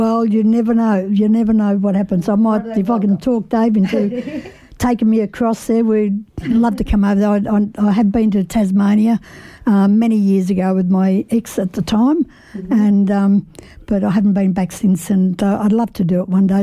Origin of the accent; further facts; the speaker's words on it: Italy; now in Australia; I'm Italian descent, so mm-hmm. um, you know, I was raised in Italy